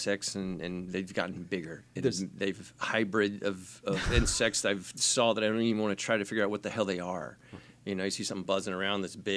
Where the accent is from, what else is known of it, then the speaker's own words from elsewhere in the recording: Florida, United States; now in Los Angeles, United States; I grew up in Florida, warm climate